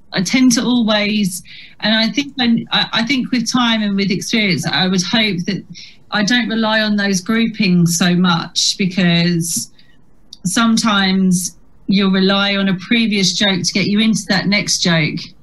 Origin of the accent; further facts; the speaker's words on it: Chatham, South East England, United Kingdom; accent: Chatham; moved away as an adult; when I was growing up in Chatham